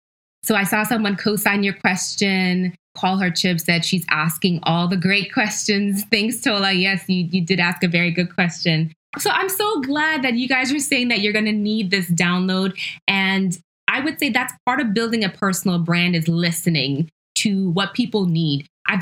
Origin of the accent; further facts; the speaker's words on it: Ghana; born there; I'm Ashanti, I'm Ghanaian by heritage. I was born in Ghana.